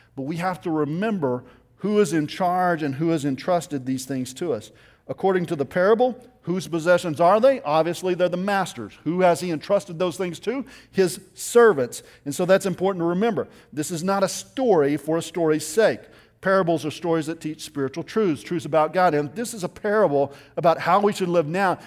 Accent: Littlefield, Texas, United States; I grew up in West Texas in a little town outside of Lubbock. It's called Littlefield

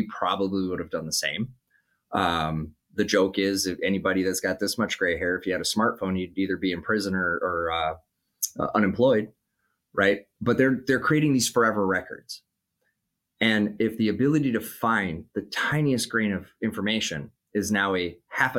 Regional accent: Minnesota, United States; in my home state of Minnesota

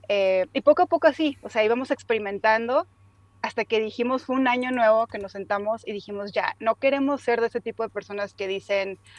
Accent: Mexico; pero me faltaba esa, pues, ese, sentido de aventura con el que crecí en México, cambiando de ciudad a ciudad y escuela a escuela.

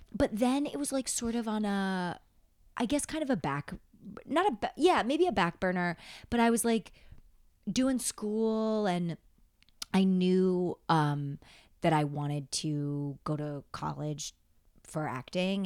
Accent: upstate New York, United States; now in New York City, United States; I grew up upstate

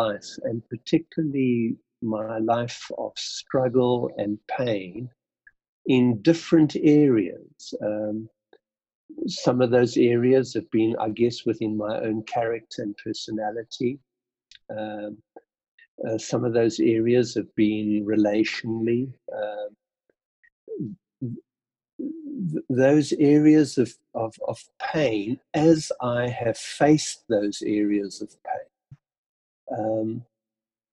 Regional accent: Port Elizabeth, Eastern Cape, South Africa; Being born in South Africa, Port Elizabeth, growing up in PE in a very, very ordinary family, living in 16 different homes in my first 17 years.

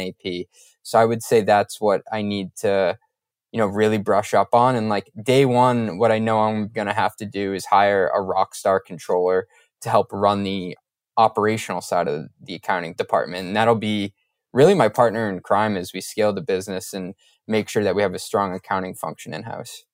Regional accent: Boston, Massachusetts, United States; I'm a Boston area guy

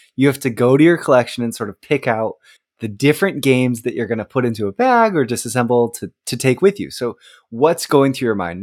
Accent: Oregon, United States; also born or lived in Texas; now in East Coast, United States; I grew up in Oregon on the West Coast and I live, now live on the East Coast

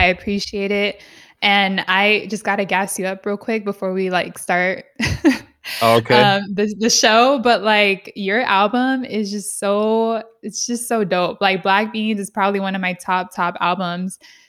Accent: San Diego, California, United States; also born or lived in San Jose; I grew up in Southeast San Diego

